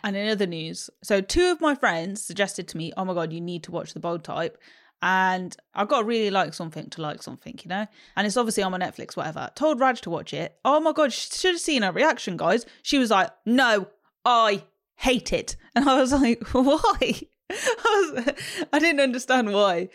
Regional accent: London, United Kingdom; Oh, London.

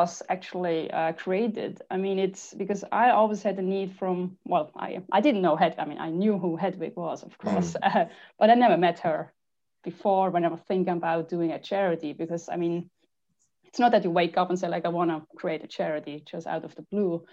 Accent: Switzerland; I grew up in Switzerland and it's actually the richest country in the world

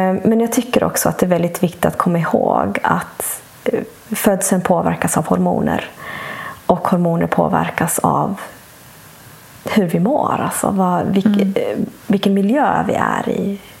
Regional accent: Bolivia; moved away; also born or lived in Sweden; flyttade vi till mitt hemland Bolivia

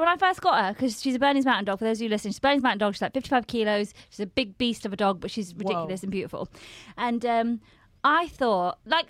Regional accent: Farnborough, South East England, United Kingdom; moved away as an adult; I grew up in Farnborough

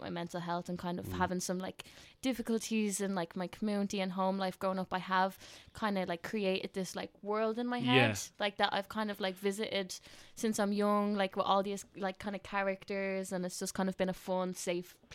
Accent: Tallaght, Leinster, Ireland; I'm from Talla, so working class community. And I loved growing up there.

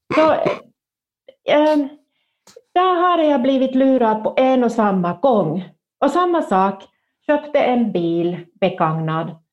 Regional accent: northern Finland, Finland; jag kommer från norra Finland och då var man både rädd om pengar och rädd för pengar

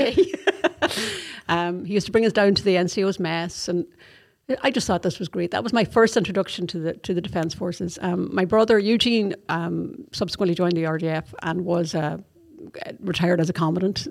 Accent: Donegal, Ulster, Ireland; moved away as an adult; now in Athlone, Ireland; I'm originally from Donegal

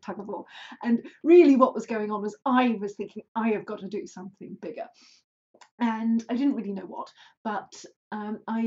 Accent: Cheshire, North West England, United Kingdom; moved away as an adult; also born or lived in London; I grew up in Cheshire in a small village

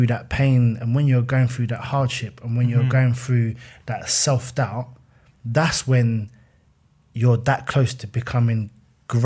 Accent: Fort Worth, Texas, United States; I'm a kid from Fort Worth in my head

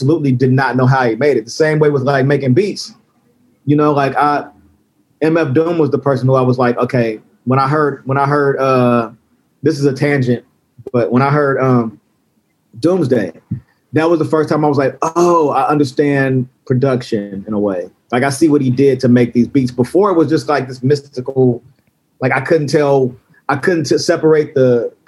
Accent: Cincinnati, Ohio, United States; I'm from Cincinnati, Ohio, and Cincinnati, Ohio was basically a southern city

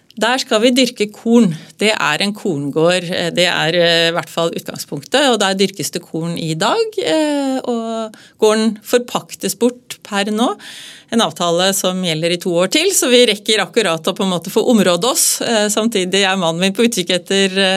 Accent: Hamar, Innlandet, Norway; moved away as an adult; also born or lived in Oslo; Jeg kom jo opprinnelig da fra Hamar, og, fra et eh, gardsbruk

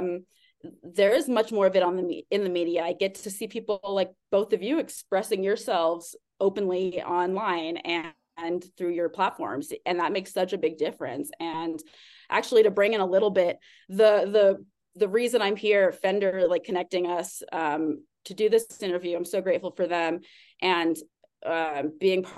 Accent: Austin, Texas, United States; also born or lived in Arkansas / Harlem, New York / Los Angeles; now in New York, United States; I grew up in Austin, Texas.

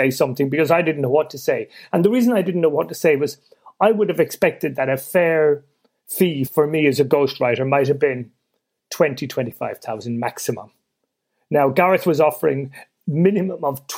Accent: Ireland; I'm Irish born and raised, and we didn't grow up supporting England

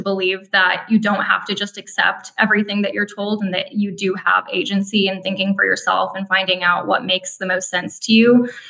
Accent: Minnesota, United States; I grew up in Minnesota

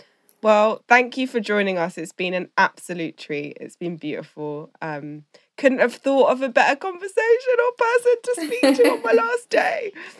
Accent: Scotland, United Kingdom; growing up in Scotland.

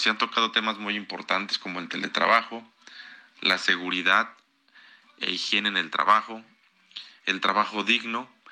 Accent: Mexico; como mexicano

